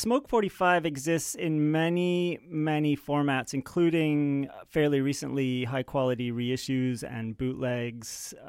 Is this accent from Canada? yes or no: no; Edinburgh, Scotland, United Kingdom; born there; I was born in Edinburgh, Scotland, so it was very easy.